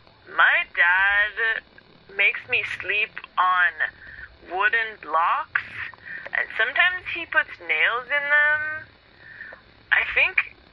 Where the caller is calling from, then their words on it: Bronx, New York, United States; I'm from the Bronx.